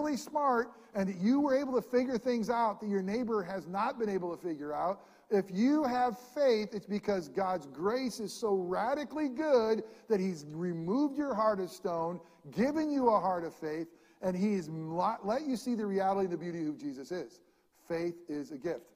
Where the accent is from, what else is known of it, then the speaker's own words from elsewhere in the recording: upstate New York, United States; moved away; also born or lived in New Jersey; I am from New York, but I'm a hick from New York. I'm way upstate.